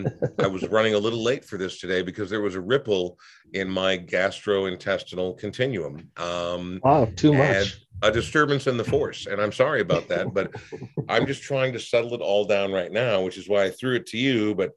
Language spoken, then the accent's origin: English; Portland, Oregon, United States; born there; I was born in Portland and have been there probably 40 times in my life